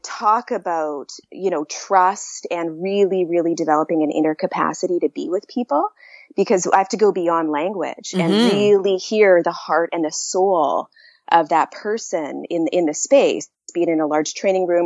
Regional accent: Canada; moved away; also born or lived in United States; I'm Canadian

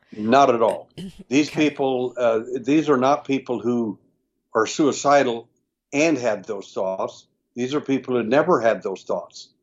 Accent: Texas, United States; I was born in Texas

